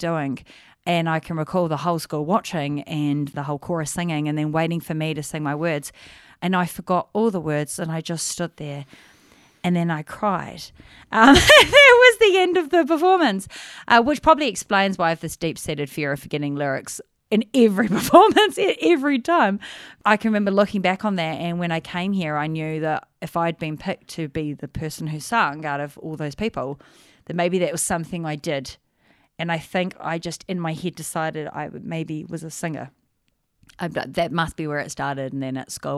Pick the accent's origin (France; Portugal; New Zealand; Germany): New Zealand; also born or lived in Manchester, England / Palmerston North, New Zealand; We came when I was 9, so we've been here 1,000 years. I've grown up here